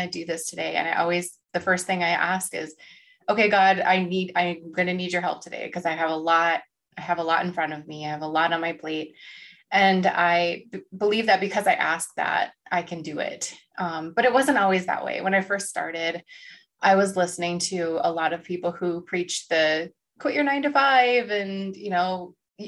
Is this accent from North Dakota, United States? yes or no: yes; North Dakota, United States; I'm from North Dakota